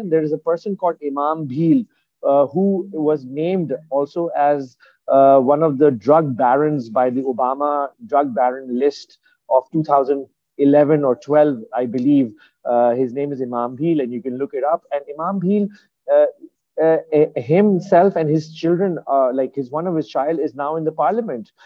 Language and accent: English; Karachi, Sindh, Pakistan; I'm originally from Karachi